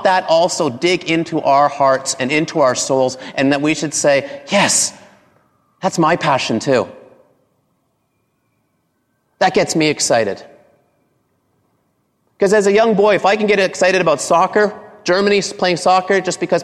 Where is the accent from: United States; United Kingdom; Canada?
Canada; I grew up in Canada